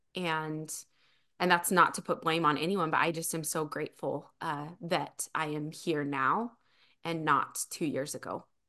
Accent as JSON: {"language": "English", "town": "Springville", "region": "Utah", "country": "United States", "lives_now": "Spanish Fork, United States", "said": "I am originally from Springville, Utah. I live in Spanish Fork, Utah now"}